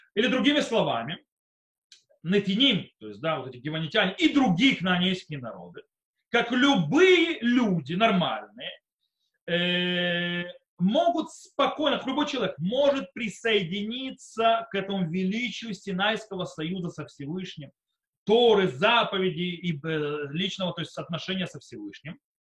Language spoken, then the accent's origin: Russian; Israel; also born or lived in Soviet Union; я приехал в Израиле ребёнком, в принципе, подростком, в школе. Э, и я вырос в Израиле